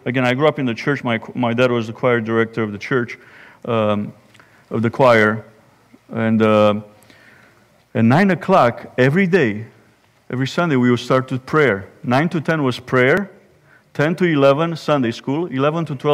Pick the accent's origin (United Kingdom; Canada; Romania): Romania; now in Indiana, United States; Growing up in Romania